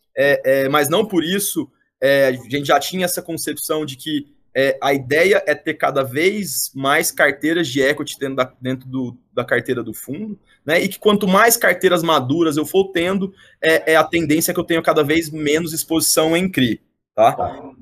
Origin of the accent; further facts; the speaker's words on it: Goiânia, Goiás, Brazil; moved away as an adult; now in São Paulo, Brazil; eu sou natural de Goiânia, eu sou formado em administração de empresas pela PUC Goiás e vim para São Paulo fazer um MBA